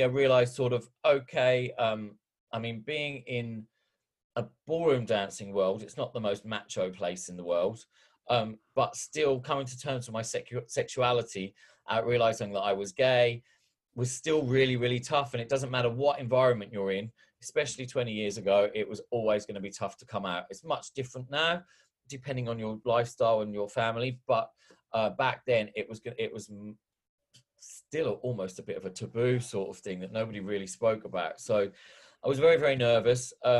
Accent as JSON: {"language": "English", "town": "Ipswich", "region": "East of England", "country": "United Kingdom", "tie": "born or raised there", "accent": "Australian twang", "said": "I grew up in Ipswich, which despite this Australian twang that I've got to my accent, I am a Suffolk boy."}